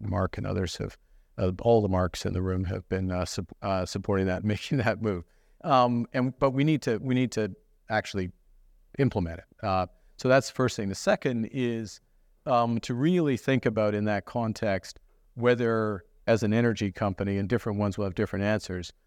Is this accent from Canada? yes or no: yes; Fort Smith, Northwest Territories, Canada; I was born in Fort Smith uh, in the Northwest Territories